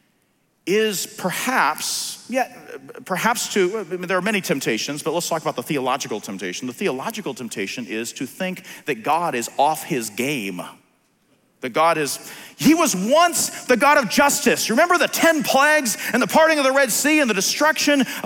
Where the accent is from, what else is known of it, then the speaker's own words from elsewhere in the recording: Philadelphia, Pennsylvania, United States; I'm from Philly